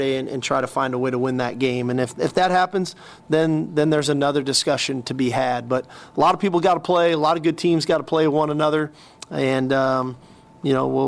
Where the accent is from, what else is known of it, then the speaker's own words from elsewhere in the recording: California, United States; moved away; growing up in California